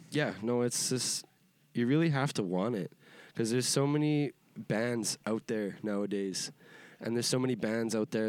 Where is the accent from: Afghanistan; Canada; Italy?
Canada; Edmonton, Alberta; I'm from Yeah. Edmonton, Alberta, Canada.